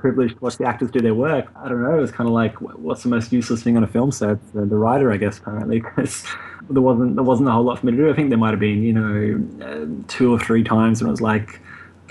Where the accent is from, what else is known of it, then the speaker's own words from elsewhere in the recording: Australia; moved away as an adult; now in London, United Kingdom; I'm Australian, but I am kind of, I don't know, came over to London for a couple of months and ended up kind of staying here, I guess, semi-permanently now.